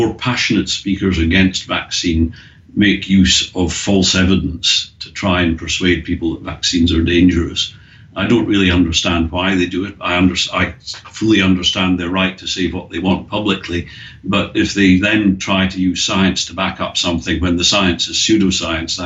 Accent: Scotland, United Kingdom; now in Australia; we both had a little bit of a problem with the English language, me being Scottish

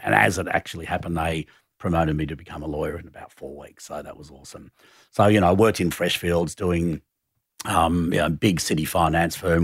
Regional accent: Sydney, New South Wales, Australia; moved away as an adult; also born or lived in Hong Kong / London; growing up in Glebe was, you know, I had a pretty lefty kind of socially active family.

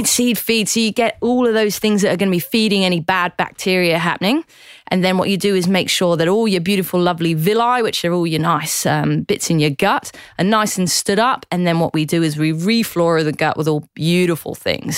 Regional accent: Newquay, South West England, United Kingdom; moved away as an adult; now in Sydney, Australia; I love Cornwall. I'm very proud that I uh, grew up there

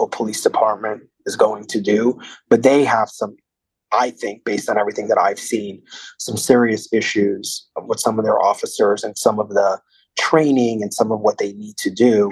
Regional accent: New York City, New York, United States; also born or lived in Washington, D.C.; I grew up in Brooklyn

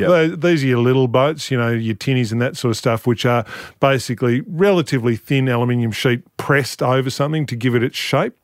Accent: Flinders Island, Tasmania, Australia; I grew up on Flinders Island, uh, which is in the middle of Bass Strait

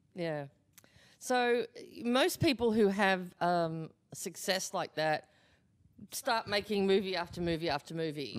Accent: Australia; moved away

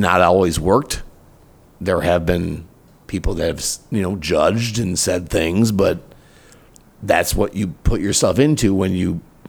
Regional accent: Minneapolis, Minnesota, United States; moved away as an adult; also born or lived in Chicago, Illinois / Wisconsin; now in Carlsbad, United States; I grew up in, I was born in Chicago. I grew up in Minneapolis. I had small town market radio jobs until I came here.

